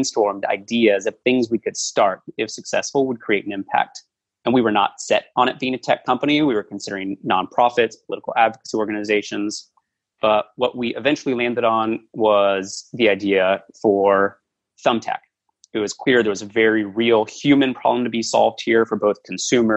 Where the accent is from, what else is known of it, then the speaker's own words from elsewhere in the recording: Washington, D.C. area in Virginia, United States; I grew up in the Washington, D.C. area in Virginia.